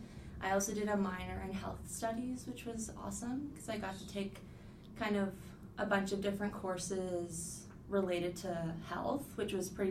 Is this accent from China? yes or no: no; Halifax, Nova Scotia, Canada; I was born and raised in Halifax